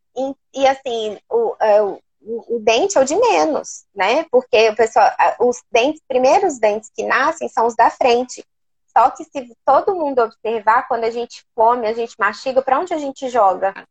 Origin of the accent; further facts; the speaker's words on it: Porto Velho, Rondônia, Brazil; moved away as an adult; also born or lived in Belo Horizonte; now in Uberlândia, Brazil; eu sou de, de Porto Velho, sou de Rondônia.